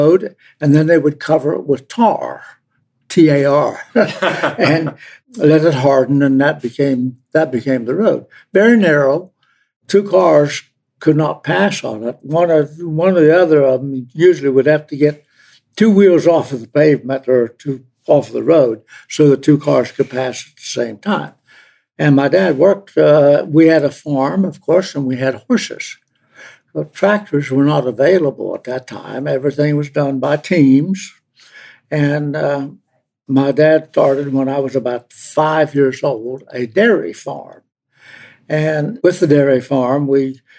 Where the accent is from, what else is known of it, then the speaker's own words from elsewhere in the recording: Quiet Dell, West Virginia, United States; I grew up in the one 7.5 miles east of Fairmont, which is Quiet Dell, my Quiet Dell.